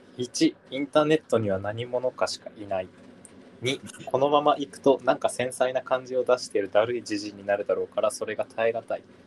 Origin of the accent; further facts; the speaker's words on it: Kitakyushu, Fukuoka, Japan; now in Kyoto, Japan; 俺これから北九州帰んのかと思って。